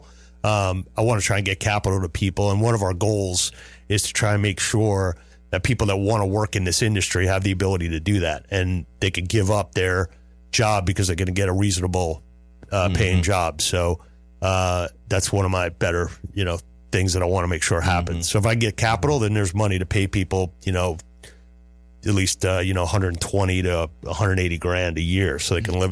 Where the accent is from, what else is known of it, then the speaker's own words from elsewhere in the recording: Westbury, New York, United States; moved away; I'm originally from Long Island, Westbury